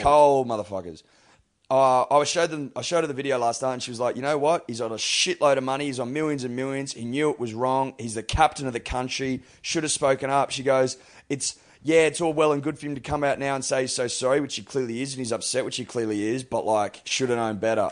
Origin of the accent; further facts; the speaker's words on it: Australia; as an Australian